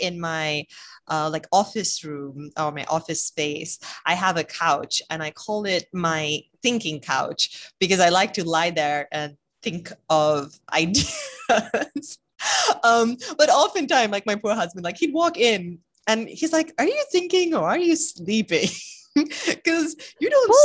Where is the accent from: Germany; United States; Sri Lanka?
Sri Lanka; moved away as an adult; also born or lived in United Kingdom; I grew up in Sri Lanka and then, you know, took off around the same time Amaya left Sri Lanka, actually, so for university